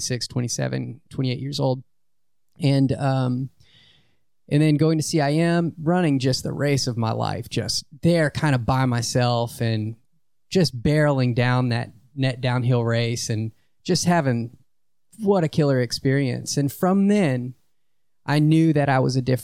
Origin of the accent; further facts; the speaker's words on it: Lake Charles, Louisiana, United States; growing up in Lake Charles